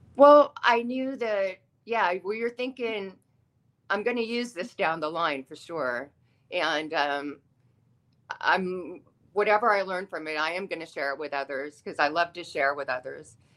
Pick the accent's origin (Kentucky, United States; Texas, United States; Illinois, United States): Texas, United States; Austin; moved away; also born or lived in Los Angeles, California; I grew up in Austin, Texas, which is full of the arts